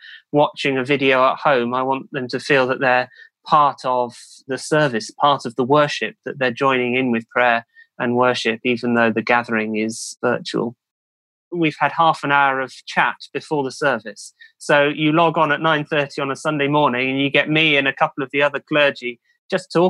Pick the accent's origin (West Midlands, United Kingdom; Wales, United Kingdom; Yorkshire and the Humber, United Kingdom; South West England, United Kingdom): South West England, United Kingdom; Cheltenham; now in Newmarket, United Kingdom; originally from Cheltenham in the UK, another racing town